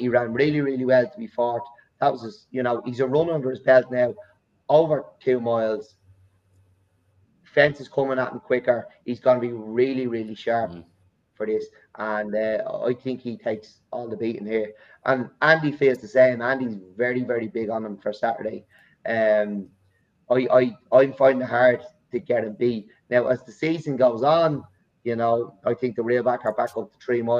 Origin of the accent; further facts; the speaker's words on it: Ireland; I'm from Ireland